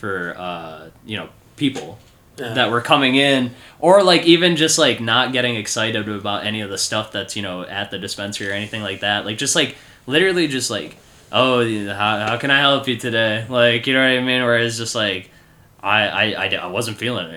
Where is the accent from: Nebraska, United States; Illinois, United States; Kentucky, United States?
Illinois, United States